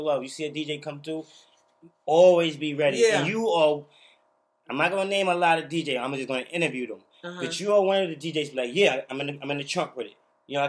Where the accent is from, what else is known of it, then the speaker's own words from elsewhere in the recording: New York City, New York, United States; my background, I'm from Brooklyn.